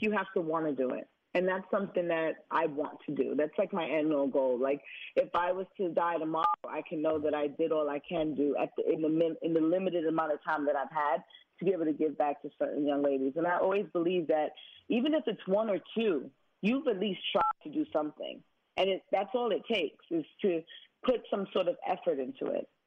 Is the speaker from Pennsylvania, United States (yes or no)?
no; New York City, New York, United States; Me growing up in Brooklyn